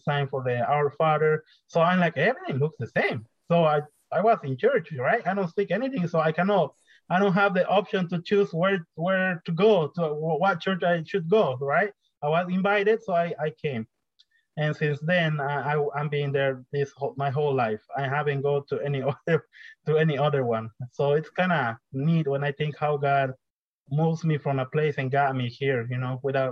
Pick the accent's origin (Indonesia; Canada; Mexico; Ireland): Mexico; Yucatán Peninsula; first language Mayan; English is a second language; moved away as an adult; now in Portland, United States; I'm from the Yucatan Peninsula, and I'm a Mayan.